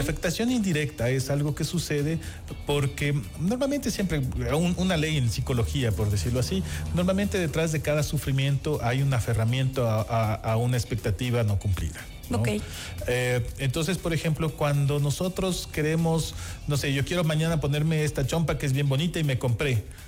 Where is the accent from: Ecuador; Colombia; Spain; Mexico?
Ecuador; esta relación que tenemos con el sol